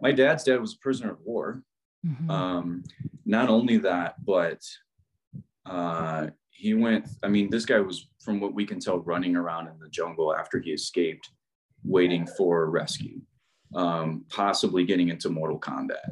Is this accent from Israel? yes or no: no; Midwest, United States; I'm from the Midwest.